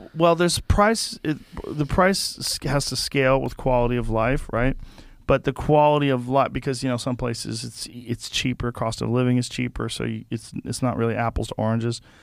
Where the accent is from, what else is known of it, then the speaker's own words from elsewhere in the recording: Boston, Massachusetts, United States; moved away; I grew up in Boston